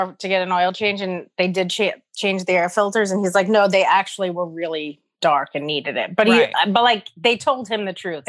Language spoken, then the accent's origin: English; New York City, New York, United States; I grew up in Morris Park.